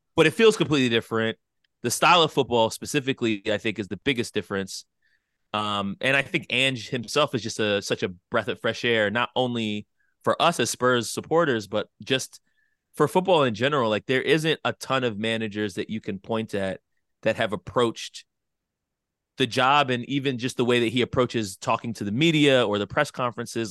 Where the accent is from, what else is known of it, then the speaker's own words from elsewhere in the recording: United States; us as American sports fans